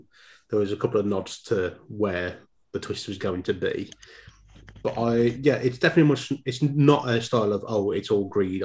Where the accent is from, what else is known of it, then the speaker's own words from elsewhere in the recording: Dudley, West Midlands, United Kingdom; accent: Black Country; I grew up in Dudley